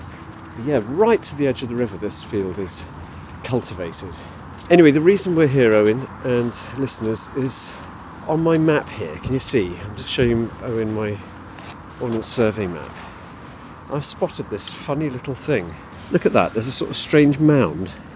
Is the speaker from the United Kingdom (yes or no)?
yes; Somerset, South West England, United Kingdom; moved away; I grew up in Somerset, very rural county